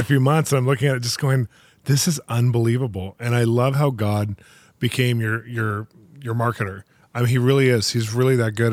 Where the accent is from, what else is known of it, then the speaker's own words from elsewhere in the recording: California, United States; now in Los Angeles, United States; I'm from California